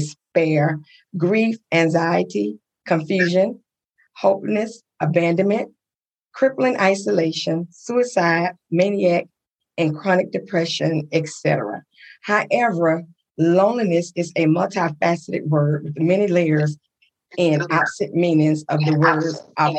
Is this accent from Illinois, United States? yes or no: no; Coushatta, Louisiana, United States; we grew up in Little Coushatta, Louisiana